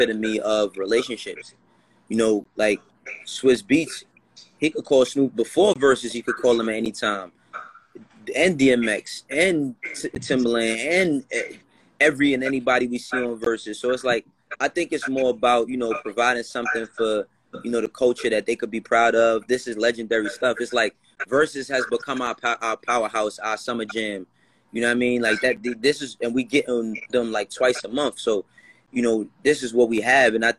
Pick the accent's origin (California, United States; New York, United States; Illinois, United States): New York, United States; New York City; I'm from Harlem and the Bronx